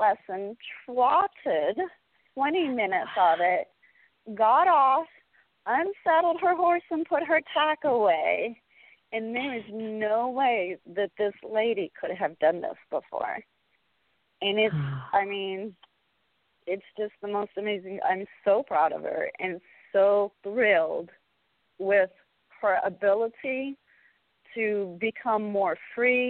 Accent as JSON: {"language": "English", "region": "California", "country": "United States", "tie": "born or raised there", "said": "I grew up in California"}